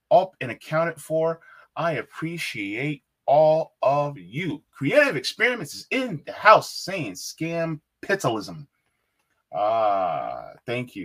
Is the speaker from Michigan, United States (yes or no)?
no; New Jersey, United States; moved away; I'm from Jersey